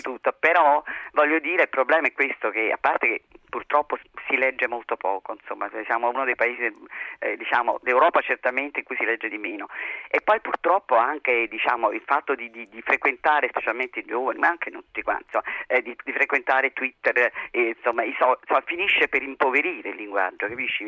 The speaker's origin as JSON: {"language": "Italian", "town": "Naples", "region": "Campania", "country": "Italy", "said": "io sono una napoletana"}